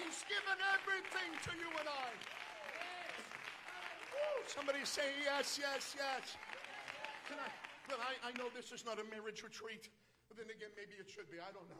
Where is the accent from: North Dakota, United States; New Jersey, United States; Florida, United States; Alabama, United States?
North Dakota, United States; I'm from North Dakota. Amen. And we get a lot of snow, or at least used